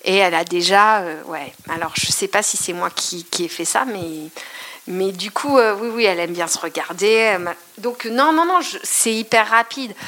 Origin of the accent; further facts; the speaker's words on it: Eure-et-Loir, Centre-Val de Loire, France; also born or lived in Paris; je suis de Rédoire